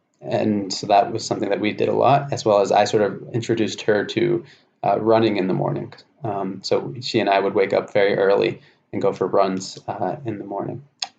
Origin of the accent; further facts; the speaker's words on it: Boston, Massachusetts, United States; moved away as an adult; now in Shanghai, China; I'm originally from Boston, Massachusetts. I've basically been going back and forth between the U.S. and China for my entire career. And I'm currently in Shanghai, China